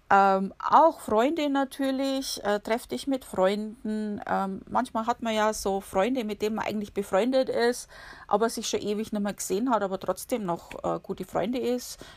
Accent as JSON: {"language": "German", "region": "Bavaria", "country": "Germany", "lives_now": "United States", "said": "Um, oder ich komme ja aus Bayern, ne? da gibt es die, die, kannst du um jede Ecke gehen, da siehst du einen Biergarten ungefähr."}